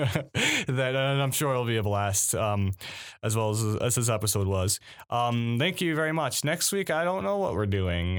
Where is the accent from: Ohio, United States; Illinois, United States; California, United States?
Ohio, United States; Cleveland; I'm from Ohio, the Cleveland area